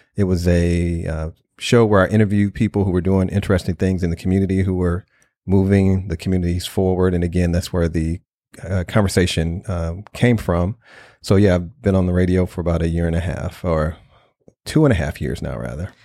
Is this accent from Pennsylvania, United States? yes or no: no; St. Louis, Missouri, United States; I grew up in North Saint Louis